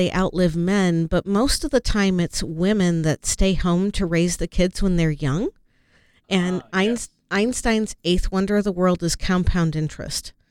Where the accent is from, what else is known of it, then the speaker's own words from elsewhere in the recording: Chicago, Illinois, United States; born there; Well, I was born in Chicago.